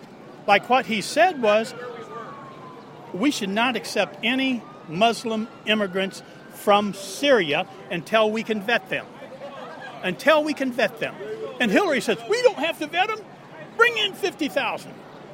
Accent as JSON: {"language": "English", "town": "Yorkville", "region": "Illinois", "country": "United States", "said": "Yorkville, Illinois."}